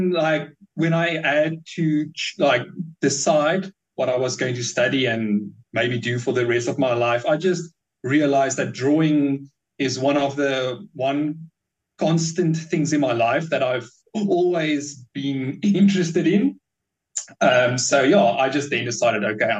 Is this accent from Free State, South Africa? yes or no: yes; Bloemfontein, Free State, South Africa; I was born in Bloemfontein in the Free State. And it's quite I don't know, not dull is a bit of a harsh way to put it, but it's a very quiet city. There's not that much happening, really, and growing up, there's not that much things